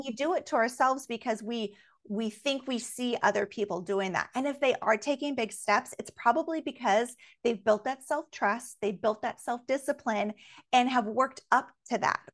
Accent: Alaska, United States; growing up in Alaska

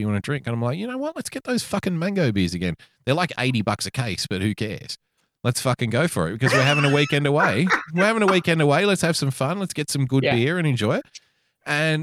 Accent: Australia; our genetics as Australian

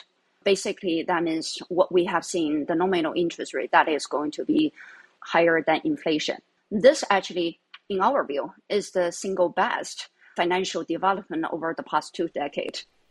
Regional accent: China; moved away as an adult; So if you read Chinese, people can easily tell where I come from

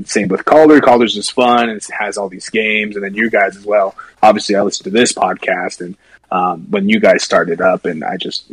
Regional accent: Salem, Oregon, United States; now in Utah, United States; Salem. I'm from Salem

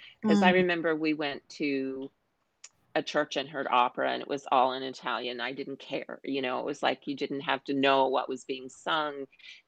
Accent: Newfoundland and Labrador, Canada; any of us who were from Newfoundland said we're from Newfoundland

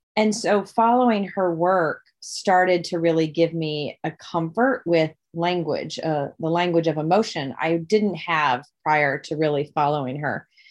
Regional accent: Dubuque, Iowa, United States; my hometown, Dubuque, Iowa

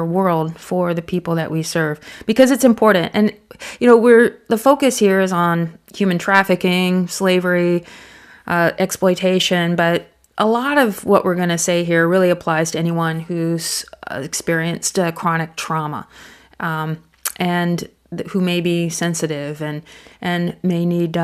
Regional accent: United States; now in Thailand; I'm an American, and my Thai is good, but you know I'm not fluent

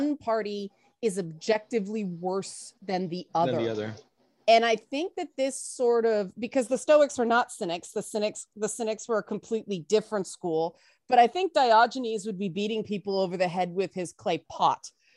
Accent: Canada; I'm a Canadian

